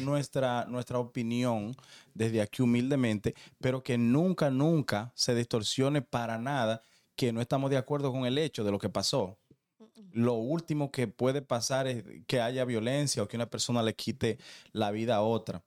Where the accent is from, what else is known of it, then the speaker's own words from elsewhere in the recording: Dominican Republic; como dominicano